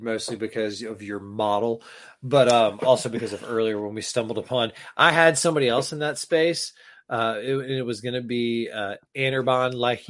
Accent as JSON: {"language": "English", "region": "the South", "country": "United States", "tie": "born or raised there", "said": "People think that I'm Southern because I grew up in the South. My parents are from Michigan, right? I was raised in like a Midwestern kind of vibe household."}